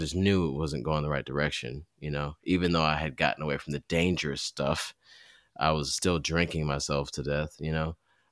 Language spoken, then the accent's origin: English; Southfield, Michigan, United States; I grew up in in Southfield, Michigan at the time was fairly, it was a lot of black folks, but it was mixed as well.